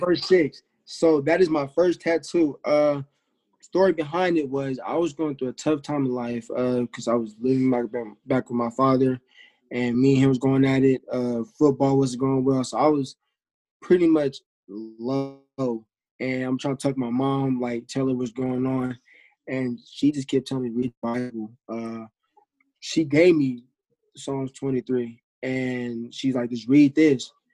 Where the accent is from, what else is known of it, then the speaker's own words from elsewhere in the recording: Bay Area, California, United States; moved away as an adult; now in Hawaii, United States; I'm from Bay Area. I go to University of Hawaii now